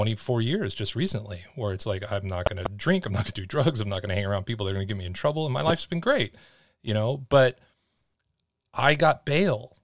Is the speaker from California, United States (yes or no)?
yes; Los Angeles, California, United States; my experiences growing up in Los Angeles